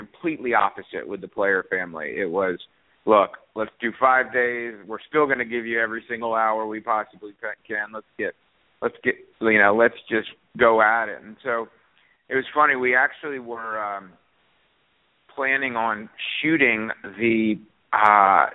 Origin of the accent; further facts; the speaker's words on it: Beaufort, South Carolina, United States; as a kid growing up in Beaufort, South Carolina